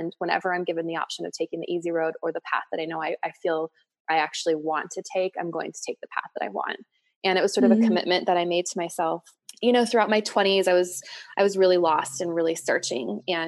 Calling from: Boulder, Colorado, United States; So I am coming from Boulder, Colorado, and I'm in my office.

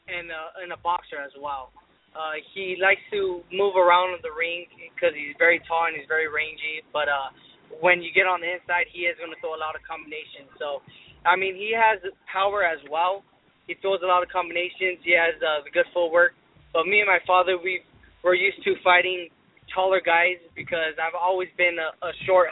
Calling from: South El Monte, California, United States; I'm calling from South Monte, California.

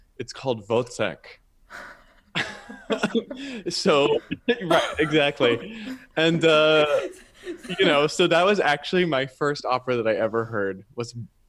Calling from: San Francisco, California, United States; I am calling from San Francisco, which is where I live. And I'm an American baritone.

